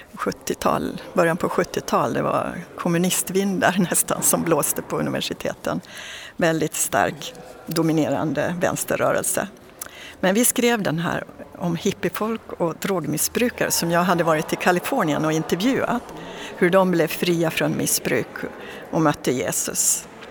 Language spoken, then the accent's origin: Swedish; Dalarna County, Sweden; så är jag född och uppväxt i en liten by i Dalarna